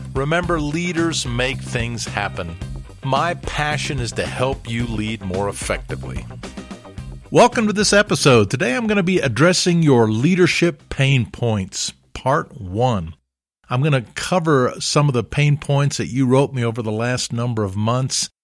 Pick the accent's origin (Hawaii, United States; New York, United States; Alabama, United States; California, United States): Alabama, United States; I grew up in Alabama